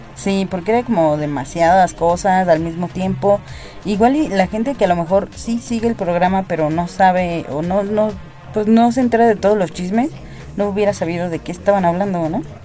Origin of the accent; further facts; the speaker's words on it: Mexico; aquí se celebra a la muerte, se celebra los muertos. Tenemos una festividad para no estar tristes por nuestros muertos